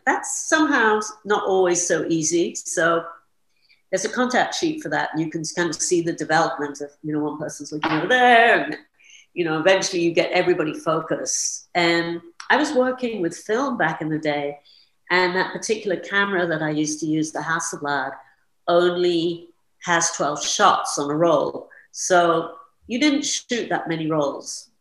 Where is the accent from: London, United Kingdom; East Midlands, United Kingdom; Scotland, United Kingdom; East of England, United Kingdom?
London, United Kingdom; moved away as an adult; also born or lived in New York City; I was born in London and I grew up there